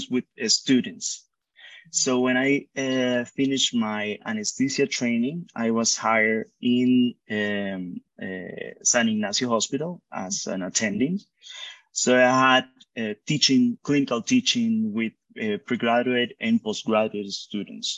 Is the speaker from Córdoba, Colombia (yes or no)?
yes; Montería, Córdoba, Colombia; moved away as an adult; now in Bogotá, Colombia; we moved back to Monteria. Mm-hmm. And I grew up there.